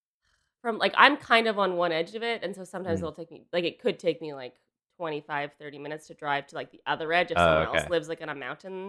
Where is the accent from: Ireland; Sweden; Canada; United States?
Canada; Kelowna, British Columbia; I liked growing up in Kelowna.